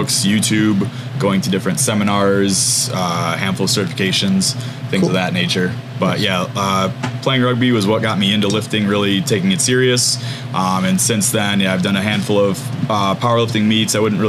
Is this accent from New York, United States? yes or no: yes; Livonia, New York, United States; I'm from Livonia, New York, just a couple towns over. I grew up and lived there pretty much my whole life. Went to college in Pennsylvania.